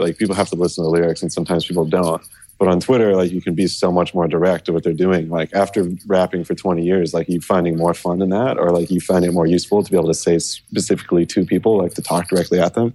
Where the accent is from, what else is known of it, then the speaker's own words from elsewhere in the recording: California, United States; I'm from California